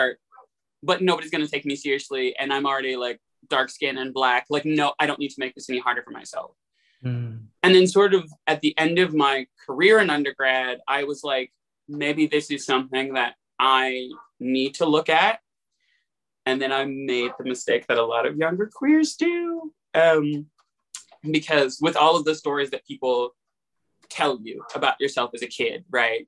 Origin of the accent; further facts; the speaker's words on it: Atlanta, Georgia, United States; moved away as an adult; also born or lived in Pittsburgh; Because I'm from Atlanta, and you know, you live on the south side, the west side of Atlanta